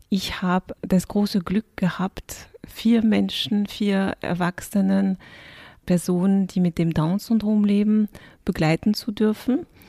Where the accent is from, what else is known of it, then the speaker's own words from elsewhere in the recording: France; moved away; ich bin ursprünglich bin in Frankreich aufgewachsen und mein Vater kommt aus dem Senegal